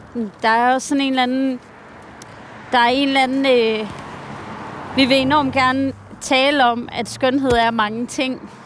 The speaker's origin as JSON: {"language": "Danish", "town": "Hvide Sande", "region": "Central Denmark Region", "country": "Denmark", "tie": "born or raised there", "also_born_or_lived": "New York", "moved": "yes", "said": "kulturen har været her, hvor jeg voksede op"}